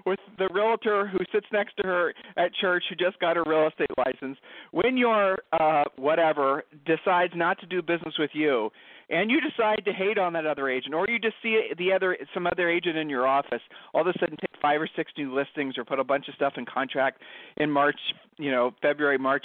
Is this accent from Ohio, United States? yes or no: yes; Ohio, United States; We're from Ohio